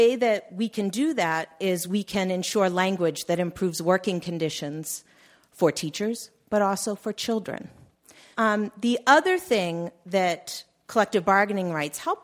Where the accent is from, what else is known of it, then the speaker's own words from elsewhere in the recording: Massachusetts, United States; I'm from the Commonwealth of Massachusetts